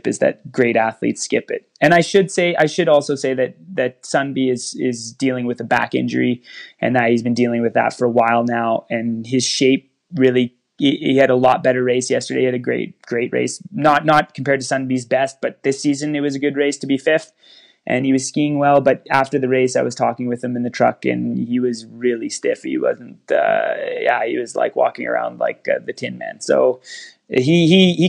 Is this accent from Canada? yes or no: yes; Canada; I'm Canadian